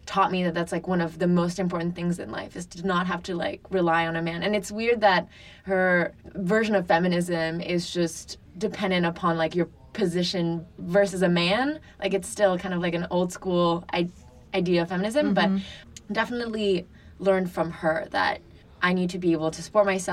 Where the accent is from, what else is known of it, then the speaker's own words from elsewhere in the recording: Paris, Île-de-France, France; now in Brooklyn, United States; I grew up in France with my mom in Paris.